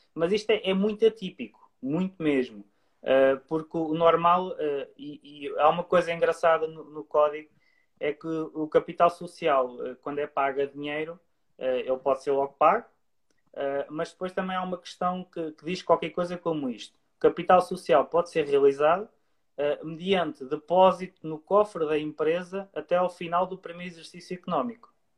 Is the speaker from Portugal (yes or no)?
yes; Leiria, Centro, Portugal; eu sou de Leiria